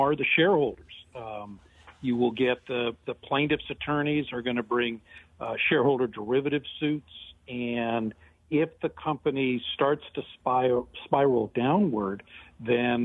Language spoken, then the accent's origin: English; Detroit, Michigan, United States; I'm from Detroit